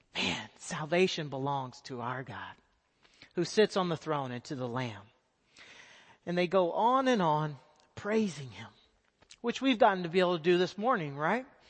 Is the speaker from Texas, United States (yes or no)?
yes; Texas, United States; moved away as an adult; now in South Asia; I am a Texas boy. I grew up in Texas